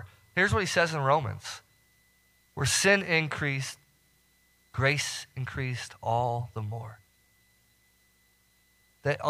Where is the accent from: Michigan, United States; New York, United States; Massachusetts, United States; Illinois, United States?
Illinois, United States; Northern; moved away as an adult; So I'm from Northern Illinois, and, you know, down here, we do not get the snow that I'm used to, right? So your couple inches of snow, man, we're talking feet back where I'm from.